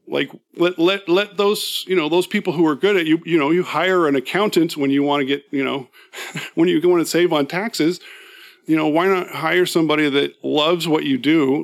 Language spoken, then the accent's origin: English; San Francisco Bay Area, California, United States; moved away as an adult; now in Seattle, United States; I grew up in the San Francisco Bay Area.